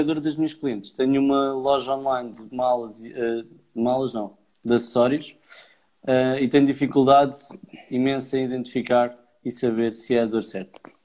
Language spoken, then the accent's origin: Portuguese; Leiria, Centro, Portugal; moved away; also born or lived in Porto / Aveiro; eu sou natural de Leiria. E depois fui para o Porto, e depois Avaro